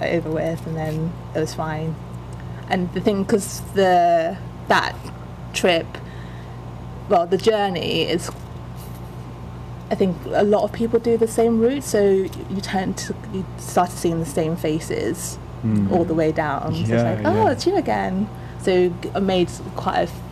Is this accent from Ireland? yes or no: no; Nigeria; I'm Yoruba, which is like my mom's tribe